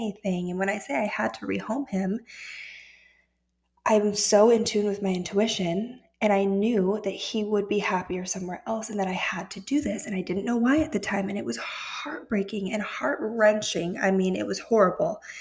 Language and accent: English; Austin, Texas, United States; moved away as an adult; also born or lived in Denver, Colorado; Austin for me is where I grew up.